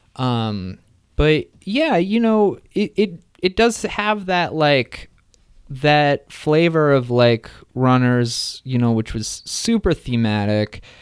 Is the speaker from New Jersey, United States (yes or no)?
yes; New Jersey, United States; moved away; also born or lived in Midwest; I'm from New Jersey originally